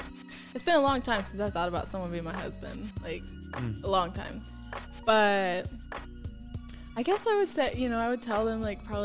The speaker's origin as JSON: {"language": "English", "region": "the South", "country": "United States", "said": "you know, because I'm from the South. That's not me."}